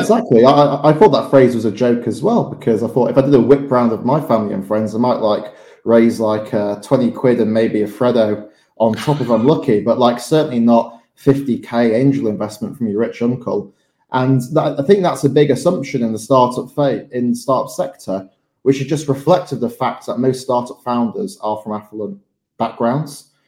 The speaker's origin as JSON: {"language": "English", "town": "Morley", "region": "Yorkshire and the Humber", "country": "United Kingdom", "tie": "born or raised there", "said": "I grew up in Morley in West Yorkshire"}